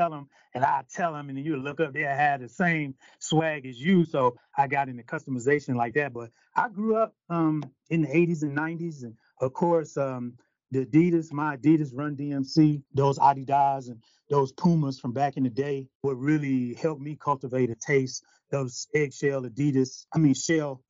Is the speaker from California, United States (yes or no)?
no; Detroit, Michigan, United States; growing up in Detroit